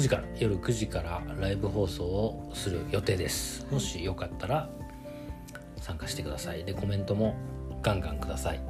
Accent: Tokyo, Japan; moved away as an adult; now in Osaka, Japan; 東京に、まあ、あとは、生まれ育った町だから、

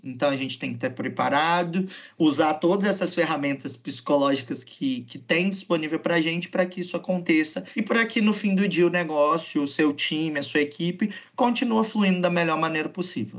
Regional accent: Venda Nova do Imigrante, Espírito Santo, Brazil; eu sou natural de Venda Nova do Imigrante

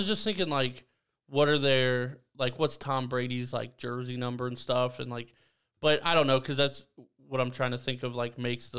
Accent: Ireland; I'm also Irish, bro.

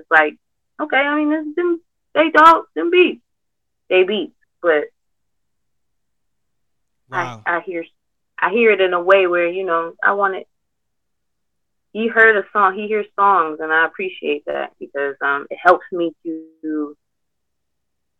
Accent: Detroit, Michigan, United States; I'm from Detroit.

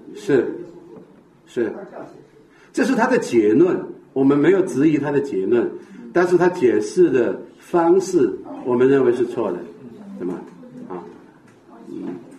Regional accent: Sichuan, China; 特别我们四川人

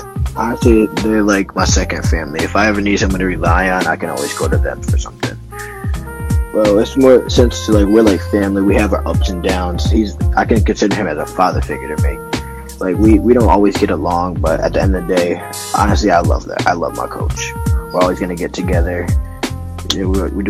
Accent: Syracuse, New York, United States; I'm from Syracuse, New York, and I box at a West Area Athletic Club

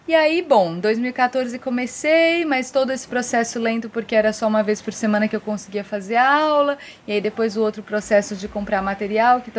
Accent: São Paulo, Brazil; moved away as an adult; also born or lived in Fortaleza, Ceará; now in Ceará, Brazil; e já há muito tempo, na verdade, que não moro em São Paulo, desde 2009 que eu não moro em São Paulo direto, assim, lógico que vou, mas para morar mesmo, em 2009 eu tomei a decisão de não morar mais lá. Em 2012, eu me mudei para o Ceará, ainda em Fortaleza.

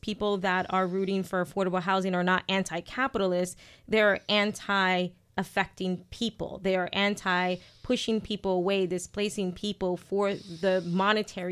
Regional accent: New York City, New York, United States; now in Worcester, United States; I'm from Brooklyn

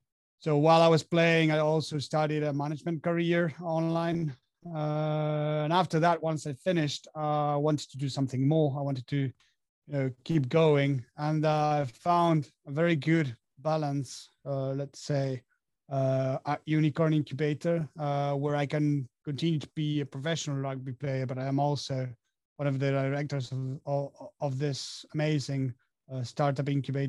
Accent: Argentina; moved away as an adult; now in France; I'm from Argentina, but currently living in France for the past 6 years.

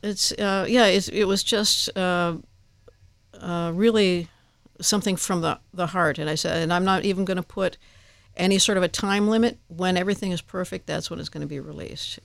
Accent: Downers Grove, Illinois, United States; In my hometown, Downers Grove, Illinois

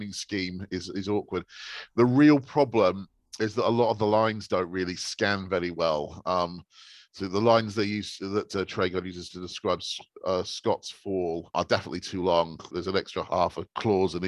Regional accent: Exeter, South West England, United Kingdom; I come from Exeter

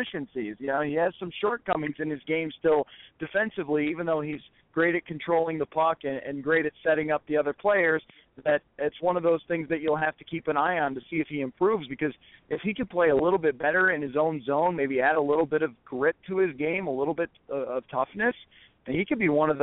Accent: Buffalo, New York, United States; I grew up in the Buffalo area

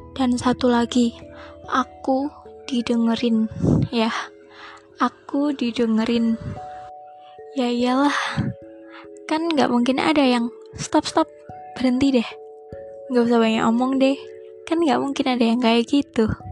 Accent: Surabaya, East Java, Indonesia; aku orang Surabaya

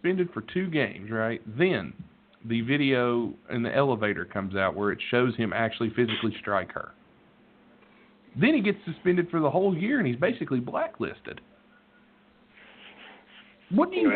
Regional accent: West Virginia, United States; I'm from West fucking Virginia. I was born in white trash

